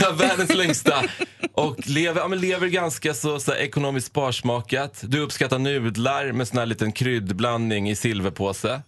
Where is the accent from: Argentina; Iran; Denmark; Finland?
Iran; now in Sweden; jag är från Persien, att jag jobbar med media